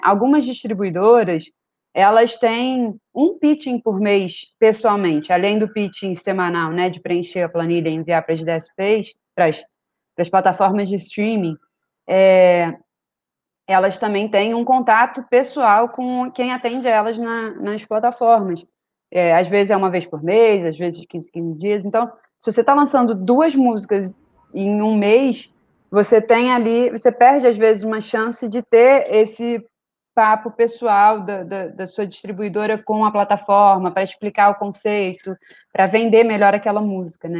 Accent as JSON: {"language": "Portuguese", "town": "Niterói", "region": "Rio de Janeiro", "country": "Brazil", "said": "eu consigo ver quem de Niterói, que é minha terra"}